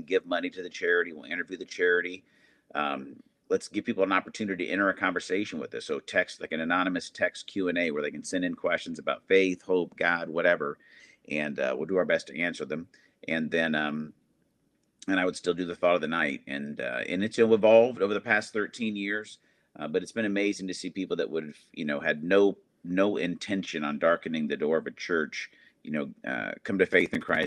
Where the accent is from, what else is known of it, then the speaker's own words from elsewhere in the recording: Arizona, United States; moved away as an adult; also born or lived in Indiana; I grew up in Arizona, moved from there to Indiana to go to college